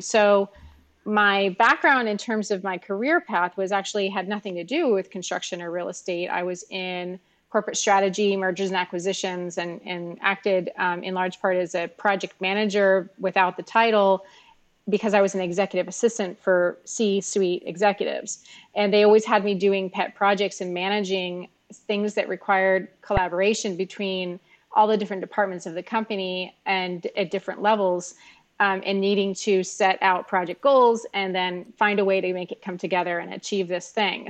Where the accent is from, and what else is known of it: Miami, Florida, United States; born or raised there